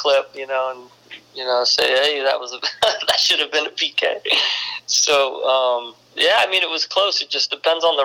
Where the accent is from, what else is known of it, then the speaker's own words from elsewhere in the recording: East Coast, United States; I'm from the East Coast